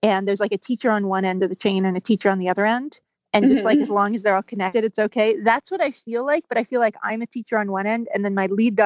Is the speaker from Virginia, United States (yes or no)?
no; California, United States; moved away as an adult; also born or lived in Norwegian Arctic; I grew up in California, and when I was 18, I moved to the Norwegian Arctic